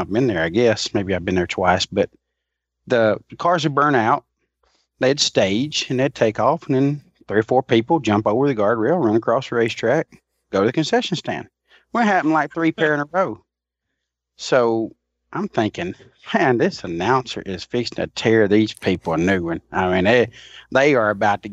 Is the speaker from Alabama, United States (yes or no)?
yes; Alabama, United States; a guy from a little town in Alabama